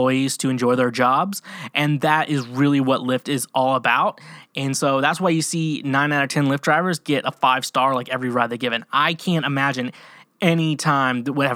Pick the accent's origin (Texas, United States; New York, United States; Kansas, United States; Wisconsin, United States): Kansas, United States; now in Nashville, United States; I'm from Kansas